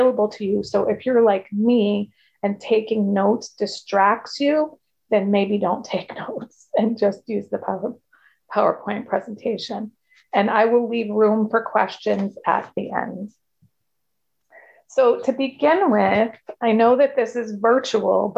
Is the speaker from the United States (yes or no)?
yes; Connecticut, United States; I'm from Connecticut, which is a state in the United States.